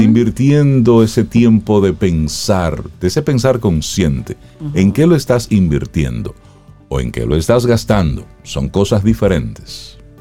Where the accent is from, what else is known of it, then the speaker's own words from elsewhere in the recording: Salcedo, Hermanas Mirabal, Dominican Republic; moved away; yo sé de Salcedo